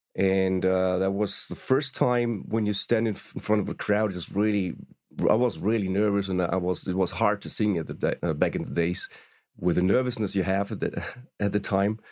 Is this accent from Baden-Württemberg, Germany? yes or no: yes; Stuttgart, Baden-Württemberg, Germany; We first met when they were in Stuttgart, my hometown